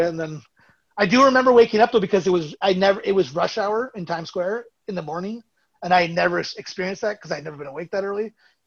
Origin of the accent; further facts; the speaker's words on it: Burlington and Toronto, Ontario, Canada; we're Canadian from Burlington and Toronto